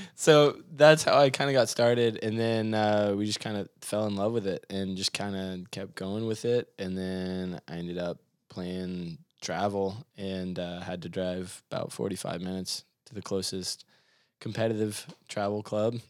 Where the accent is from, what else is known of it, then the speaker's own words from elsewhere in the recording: Mount Juliet, Tennessee, United States; I grew up in Mount Juliet